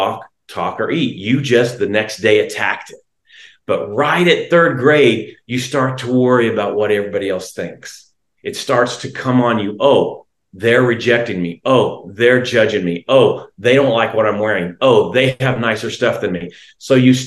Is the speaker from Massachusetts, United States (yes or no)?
no; Independence, Kansas, United States; now in Alexandria, United States; I'm from Kansas originally